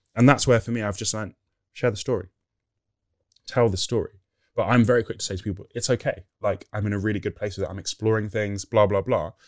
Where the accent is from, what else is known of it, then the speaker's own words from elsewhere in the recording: Nigeria; I'm Nigerian